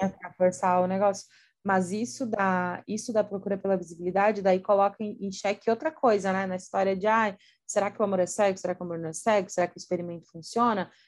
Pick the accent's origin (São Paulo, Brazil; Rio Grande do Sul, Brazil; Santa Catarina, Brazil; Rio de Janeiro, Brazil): Santa Catarina, Brazil; eu sou de Santa Catarina